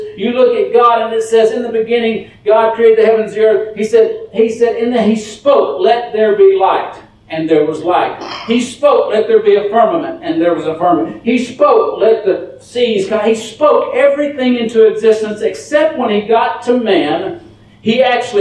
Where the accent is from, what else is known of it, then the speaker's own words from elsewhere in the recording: Dallas, Texas, United States; I'm from Dallas